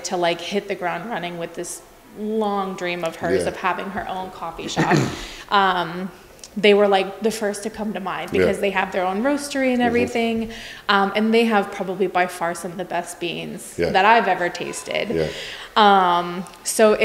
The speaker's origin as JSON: {"language": "English", "region": "West Coast", "country": "United States", "moved": "yes", "said": "I'm from the West Coast"}